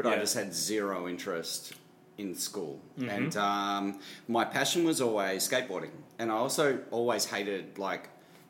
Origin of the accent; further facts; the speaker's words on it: Melbourne, Victoria, Australia; But I grew up in Melbourne